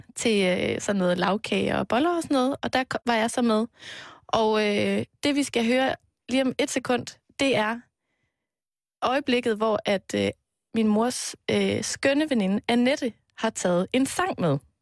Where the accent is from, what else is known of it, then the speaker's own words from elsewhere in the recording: Aarhus, Central Denmark Region, Denmark; moved away; jeg har været hjemme i Aarhus, hvor øh, mine forældre bor